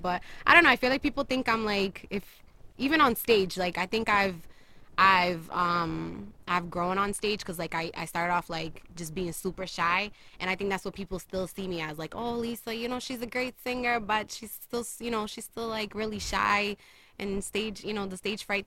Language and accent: English; Maryland, United States; moved away as an adult; also born or lived in Portugal / Boston; I lived in Maryland for most of my life, and then I moved out here like about 4 years ago